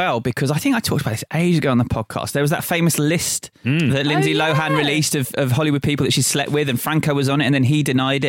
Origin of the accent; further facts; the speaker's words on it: Croydon, London, United Kingdom; I'm from Surrey, but Croydon